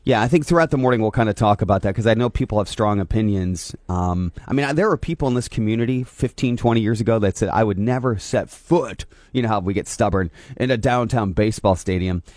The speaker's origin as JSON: {"language": "English", "town": "Angola", "region": "Indiana", "country": "United States", "tie": "born or raised there", "said": "I grew up in Angola"}